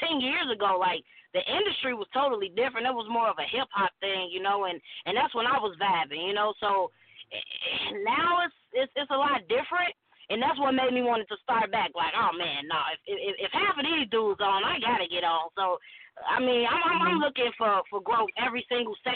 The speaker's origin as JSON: {"language": "English", "town": "Chicago", "region": "Illinois", "country": "United States", "tie": "born or raised there", "said": "growing up in Chicago"}